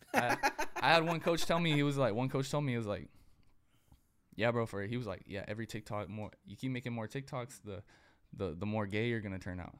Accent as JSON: {"language": "English", "town": "Dinuba", "region": "California", "country": "United States", "tie": "born or raised there", "said": "I'm from Dinuba, like the 559 Fresno area. I was the only white kid in my school"}